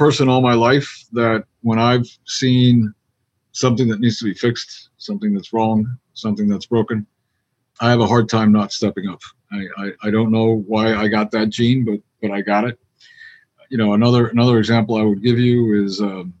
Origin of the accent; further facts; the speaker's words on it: Miami, Florida, United States; I was from Miami